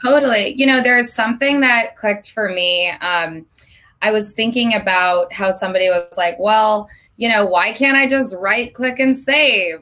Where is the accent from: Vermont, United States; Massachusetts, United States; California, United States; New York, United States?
Vermont, United States; moved away as an adult; now in Los Angeles, United States; I lived in Vermont my entire life up until three months ago when I moved to LA on April 1st.